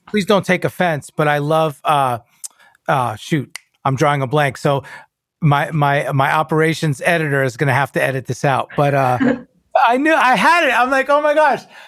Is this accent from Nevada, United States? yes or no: no; New York, United States; I'm a Cuban Italian New Yorker